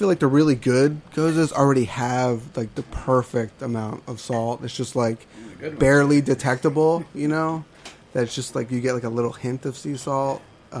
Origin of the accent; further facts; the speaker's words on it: outside of Philly, Pennsylvania, United States; now in New York, United States; I grew up outside of Philly